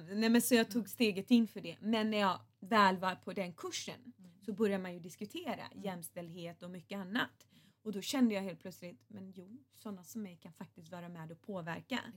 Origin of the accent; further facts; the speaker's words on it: Gothenburg, Västra Götaland, Sweden; Som jag sa så växte jag upp i Göteborgsförorten Bergsjön